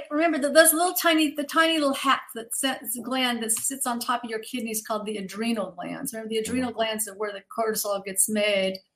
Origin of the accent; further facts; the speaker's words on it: Kentucky, United States; born there; actually, I was born in Kentucky, so I know it's a long way from Georgia, but still, I, I can